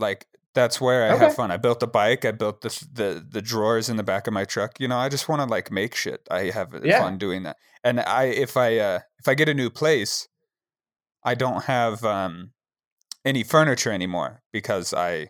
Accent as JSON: {"language": "English", "town": "Jackson", "region": "Wyoming", "country": "United States", "tie": "born or raised there", "said": "Growing up in Jackson, I was like 80 miles from it."}